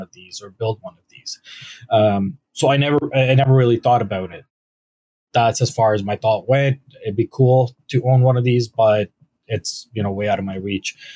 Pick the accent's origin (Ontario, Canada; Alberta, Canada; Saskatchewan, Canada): Ontario, Canada; London; also born or lived in Mississauga / Toronto / Waterloo / Kitchener; I actually grew up in London. I went to Western